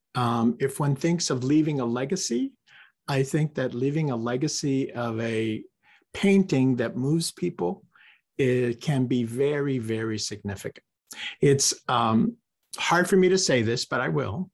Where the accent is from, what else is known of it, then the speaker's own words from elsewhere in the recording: Corpus Christi, Texas, United States; moved away as an adult; also born or lived in California; I was raised in Corpus Christi